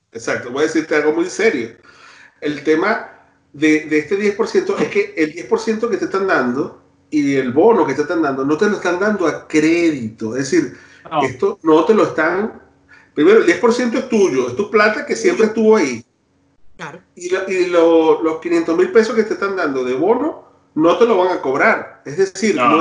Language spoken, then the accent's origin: Spanish; Maracaibo, Zulia, Venezuela; now in Chile; yo viví muchos años en Maracaibo